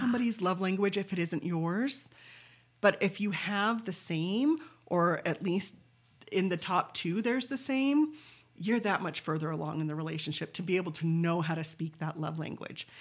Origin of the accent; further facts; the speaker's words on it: Pleasant Grove, Utah, United States; I was from Pleasant Grove